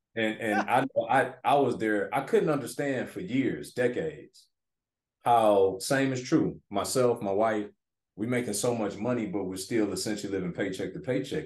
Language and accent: English; Detroit, Michigan, United States; moved away as an adult; Growing up in Detroit inner city